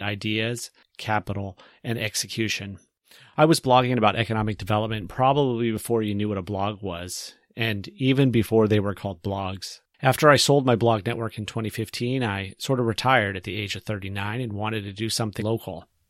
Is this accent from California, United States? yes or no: yes; Central California, United States; moved away as an adult; also born or lived in Yosemite National Park area, California; now in Galveston County, Texas, United States; I'm originally from Central California